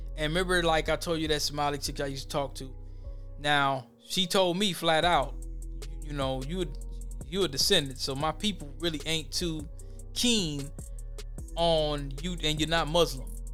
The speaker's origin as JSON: {"language": "English", "town": "Minneapolis", "region": "Minnesota", "country": "United States", "tie": "born or raised there", "said": "growing up in the West Bank"}